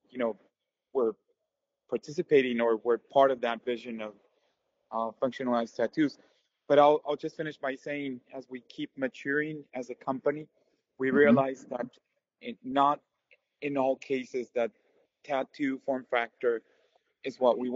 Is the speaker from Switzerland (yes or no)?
no; Mexico; moved away as an adult; also born or lived in United States; I'm originally from Mexico, where I did my undergrad